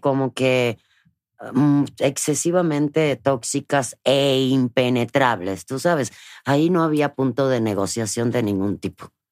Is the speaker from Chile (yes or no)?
no; Cuba; moved away; desde niña, en Cuba